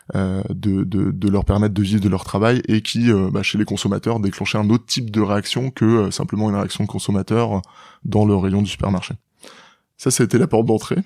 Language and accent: French; Rennes, Brittany, France; j'ai grandi à Rennes, en Bretagne, région à laquelle je suis assez attaché